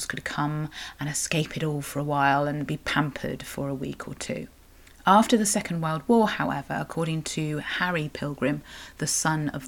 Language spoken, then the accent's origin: English; Cornwall, South West England, United Kingdom; I'm a Cornish writer and blogger